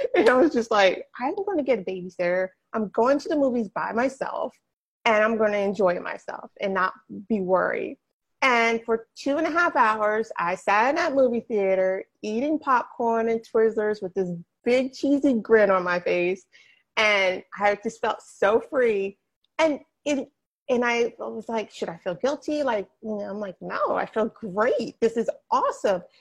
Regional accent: New Jersey, United States; moved away as an adult; now in West Palm Beach, United States; I am from New Jersey, born and bred New Jersey girl all the way

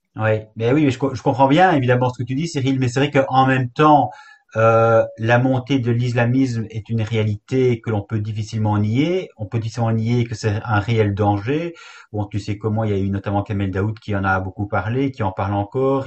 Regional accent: Belgium; chez nous en Belgique

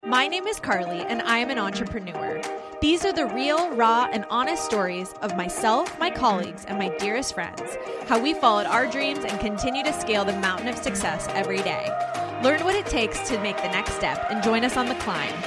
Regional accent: Port Angeles, Washington, United States; moved away; we grew up in the same town, Port yeah. Angeles, Washington

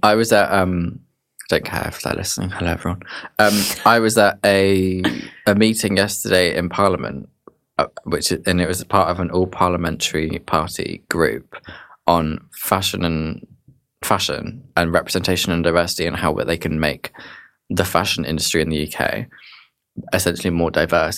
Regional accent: Dorset, South West England, United Kingdom; moved away; I'm originally from Dorset

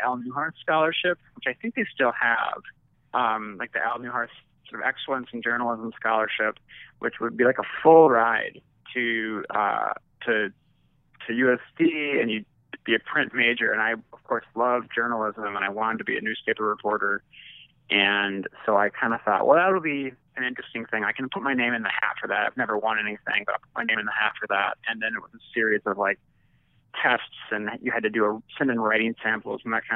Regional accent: Wells, Minnesota, United States; I was actually born and raised there in southern Minnesota

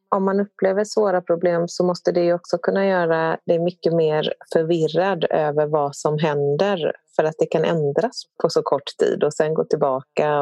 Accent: Sweden; som svensk så har vi liksom matats under rätt lång tid

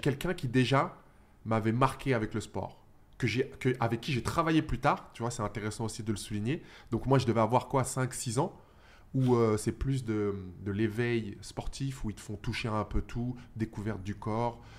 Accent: Saint-Cyr-l'École, Île-de-France, France; moved away as an adult; also born or lived in Australia; now in Los Angeles, United States; j'ai grandi euh, bah, dans une petite cité HLM à Saint-Cyr-l'École.

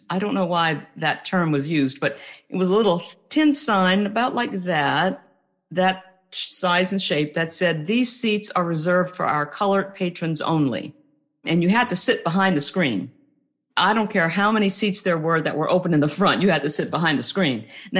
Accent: New Orleans, Louisiana, United States; And I was born in 1953 in New Orleans. That's where my family is from. And on both sides, my mom and my dad's sides, as far as we can go back, that's where we've always been from. So yeah, I grew up in the deep South.

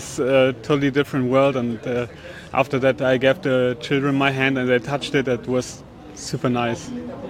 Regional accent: Germany; English is a second language; from Germany.

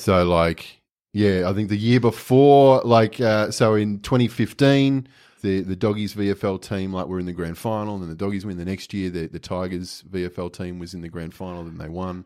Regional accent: Australia; I'm an Australian

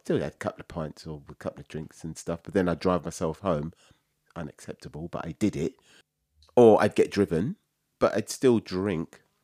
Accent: London, United Kingdom; I was born in London, in North London. My mum and dad we lived in Islington

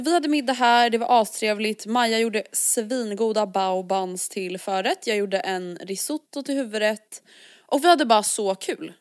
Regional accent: Stockholm, Stockholm County, Sweden; vi som stockholmare

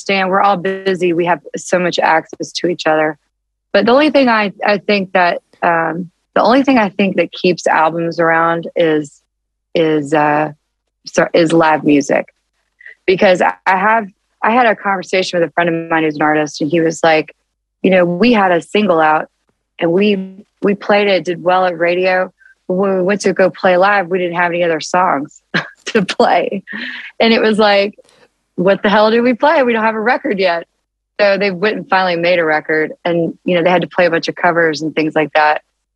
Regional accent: Nashville, Tennessee, United States; I grew up in Nashville

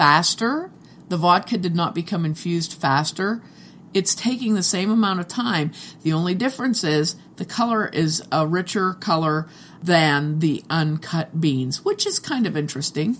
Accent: United States; I'm American

